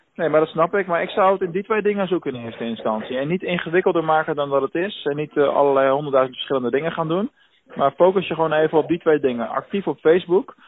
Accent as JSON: {"language": "Dutch", "town": "Rotterdam", "region": "South Holland", "country": "Netherlands", "moved": "yes", "lives_now": "Venlo, Netherlands"}